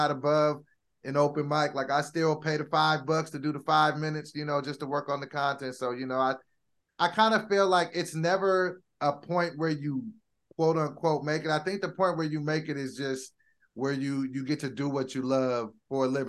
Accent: Sacramento, California, United States; moved away as an adult; now in Los Angeles, United States; I'm from Sacramento initially

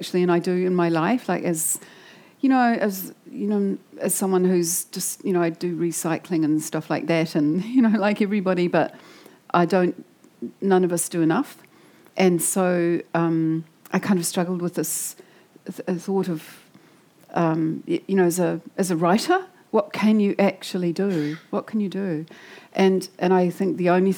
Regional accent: Wellington, New Zealand; I come from Wellington. Like, I grew up there. I grew up in Island Bay.

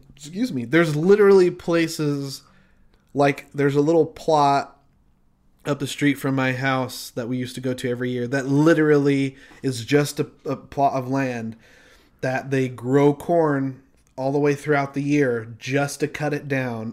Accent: Utah, United States; growing up in Utah

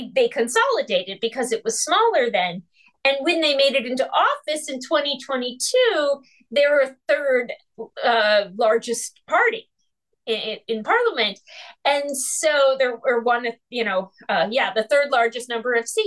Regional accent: United States; American Jews, 80% of us vote Democratic

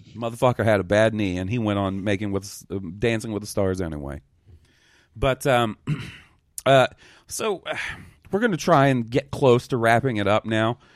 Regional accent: Mississippi, United States; also born or lived in Alabama; growing up in Mississippi and Alabama

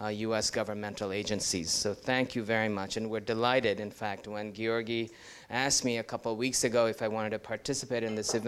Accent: New York City, New York, United States; moved away as an adult; also born or lived in India / Ithaca, New York; now in Ann Arbor, United States; I hail originally from India, but then did most of my growing up in New York City

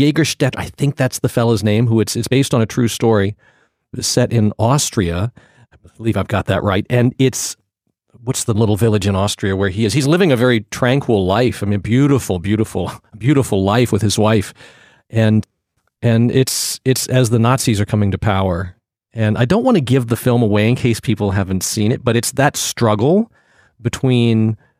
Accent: Portsmouth, Virginia, United States; And I grew up in Virginia, a little town called Portsmouth, Virginia.

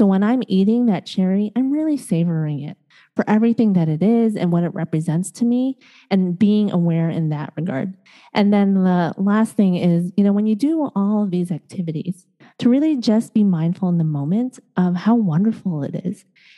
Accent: Chicago, Illinois, United States; also born or lived in East Coast, United States; now in Los Angeles, United States; I was born and raised in Chicago

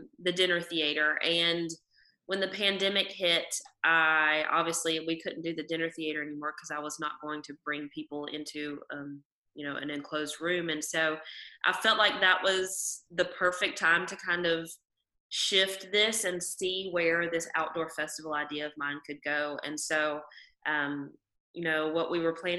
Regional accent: North Carolina, United States; born or raised there; also born or lived in Nashville, Tennessee

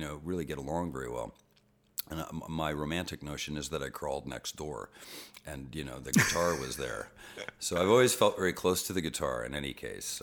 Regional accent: Boston, Massachusetts, United States; we lived across from Fenway Park when I was a baby. I was born in Boston

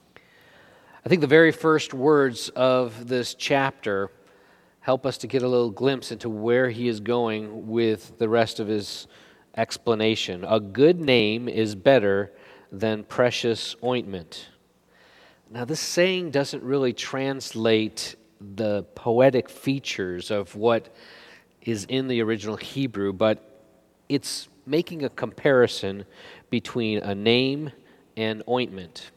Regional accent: United States

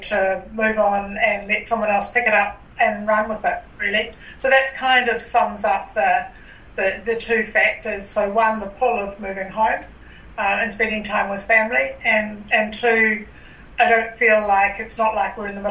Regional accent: New Zealand; now in Australia; I'm from New Zealand.

